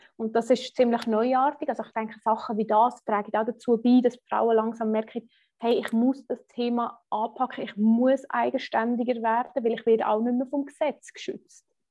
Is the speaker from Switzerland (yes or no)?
yes; Switzerland; accent: Swiss German; first language Swiss German; German is a second language; für uns Schweizer ist halt einfach wirklich, Schweizerdeutsch ist unsere erste Sprache